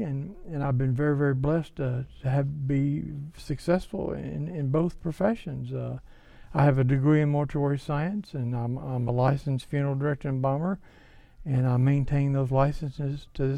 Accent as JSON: {"language": "English", "town": "Mobile", "region": "Alabama", "country": "United States", "said": "Mobile, Alabama. New York. Are you drunk? Mobile, Alabama."}